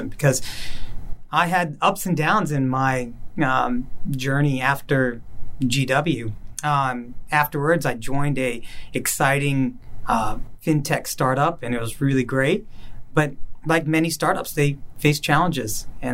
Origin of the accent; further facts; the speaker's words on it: Cary, North Carolina, United States; moved away; also born or lived in Washington, District of Columbia, United States; was living in my hometown of Cary, North Carolina, the same place I ran away from 13 years earlier